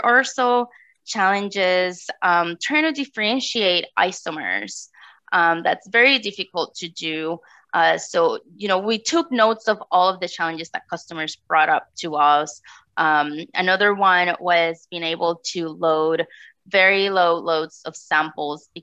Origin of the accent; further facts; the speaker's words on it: Puerto Rico; moved away as an adult; now in North Texas, United States; Yeah, so I am from Puerto Rico. I did my undergraduate studies there, and I decided to leave such a beautiful tropical island